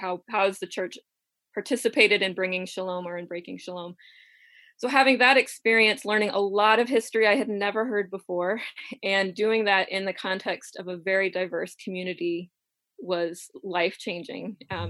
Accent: Ohio, United States; So I grew up in Appalachian section of Southeast Ohio, and my family roots are there back generations.

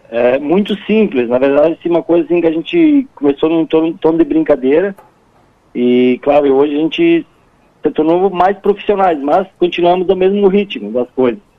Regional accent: Rio Grande do Sul, Brazil; nós como gaúchos, e principalmente aqueles que estão fora do estado, nós somos muito bairristas e a gente valoriza, a gente gosta das coisas nossas.

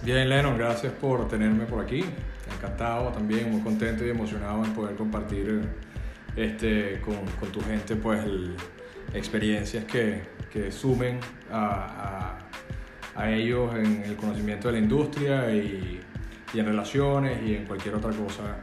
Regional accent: Venezuela; moved away as an adult; now in Miami, United States; soy abogado en Venezuela

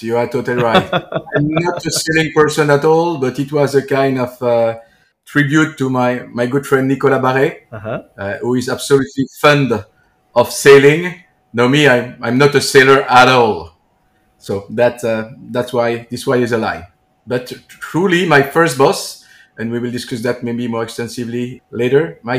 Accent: Liège, Wallonia, Belgium; I'm in Liège, my hometown. Liège is in Belgium, in the east side of Belgium, the French-speaking side of Belgium, but very close to the German border, the Dutch border, the Luxembourg border.

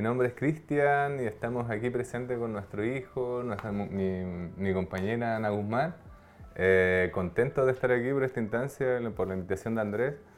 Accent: Aysén, Chile; also born or lived in Los Lagos; nosotros somos de acá de Aysén, estuvimos viviendo gran parte del tiempo acá

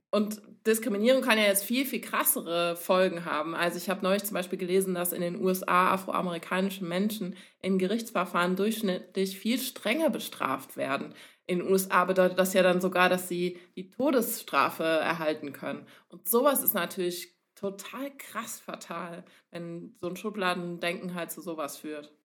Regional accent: Cologne, North Rhine-Westphalia, Germany; ich komme aus Köln

